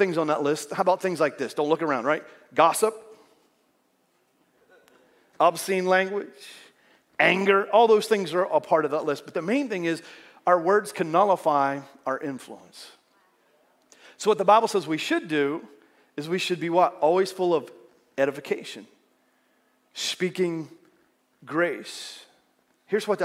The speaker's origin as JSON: {"language": "English", "country": "United States", "accent": "southern"}